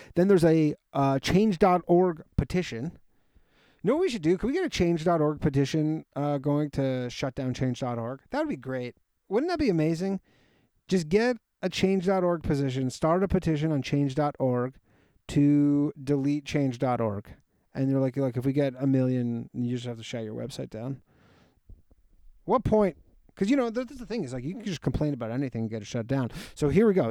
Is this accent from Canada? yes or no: yes; Toronto, Ontario, Canada; born or raised there